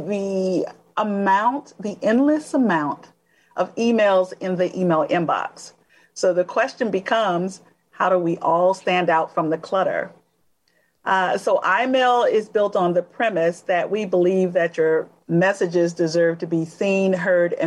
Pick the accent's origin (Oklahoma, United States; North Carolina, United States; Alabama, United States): Alabama, United States; I'm originally from Alabama